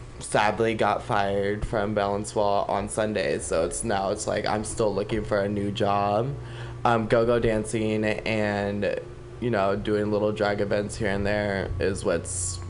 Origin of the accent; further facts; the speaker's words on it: Sacramento, California, United States; also born or lived in Los Angeles; I always bounce between Sacramento and Los Angeles.